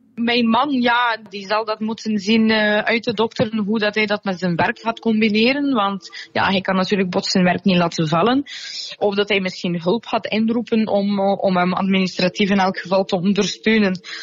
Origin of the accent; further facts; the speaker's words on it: Russia; also born or lived in Soviet Union; now in Belgium; als Russische